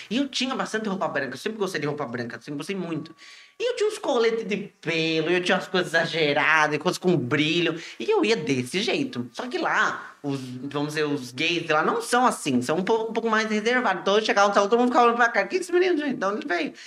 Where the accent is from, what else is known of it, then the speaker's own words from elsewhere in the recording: Iguape, São Paulo, Brazil; sou de Iguape